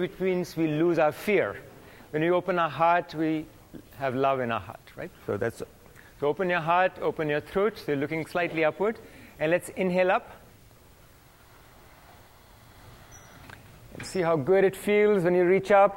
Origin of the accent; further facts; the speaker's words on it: India; now in United States; I grew up in India